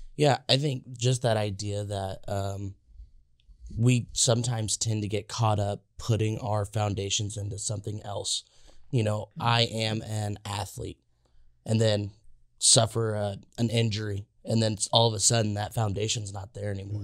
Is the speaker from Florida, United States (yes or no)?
no; Indiana, United States; I'm from Indiana